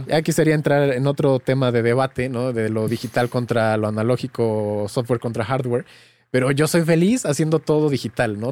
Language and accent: Spanish; Mexico; soy de México y crecí en un pueblo, en un pueblo pequeñito